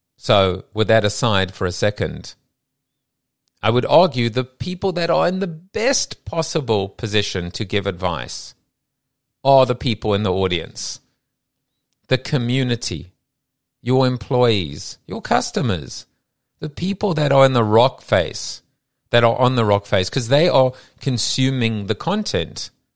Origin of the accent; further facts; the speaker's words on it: South Africa; moved away; I come from South Africa where everyone wore a school uniform.